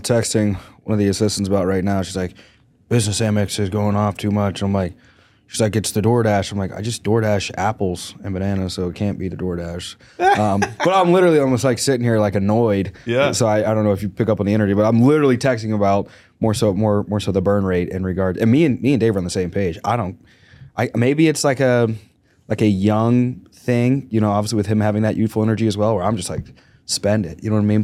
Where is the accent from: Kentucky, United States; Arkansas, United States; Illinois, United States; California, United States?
Arkansas, United States; moved away; also born or lived in Pennsylvania; I grew up in the South, Arkansas